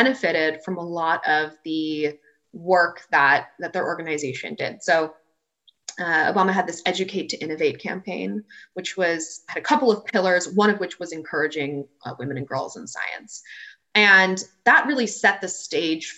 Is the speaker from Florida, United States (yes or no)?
no; Washington, District of Columbia, United States; moved away as an adult; also born or lived in Connecticut; now in Charlottesville, United States; So I was born and raised in Washington, D.C.